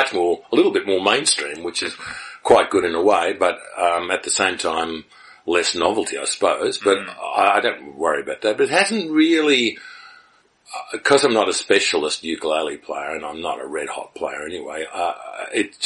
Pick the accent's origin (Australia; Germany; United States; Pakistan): Australia; Melbourne, Victoria; also born or lived in Sydney; And I was born in Sydney and raised in Melbourne. I moved to Melbourne when I was very young